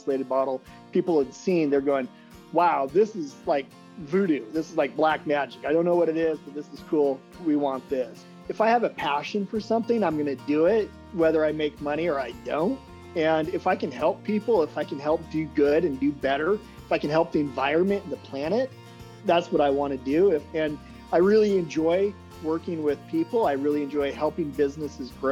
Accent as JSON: {"language": "English", "town": "Salem", "region": "Oregon", "country": "United States", "tie": "born or raised there", "also_born_or_lived": "US Virgin Islands", "moved": "as an adult", "said": "I was born in Salem, Oregon"}